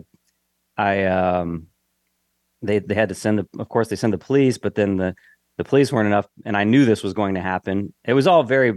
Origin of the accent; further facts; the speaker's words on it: Knox, Indiana, United States; moved away; also born or lived in Winamac, Indiana / Chicago, Illinois; I was a kid growing up, small town, Knox, Indiana is where I was. I grew up. I was born in Winnemac